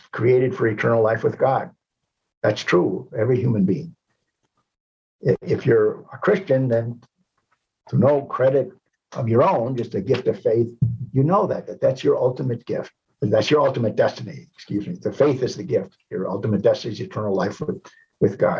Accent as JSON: {"language": "English", "country": "United States", "also_born_or_lived": "Rome, Italy", "said": "I feel ashamed of being an American."}